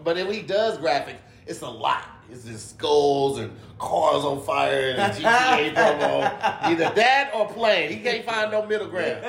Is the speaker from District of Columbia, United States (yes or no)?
no; East St. Louis, Illinois, United States; moved away; I'm actually from East St.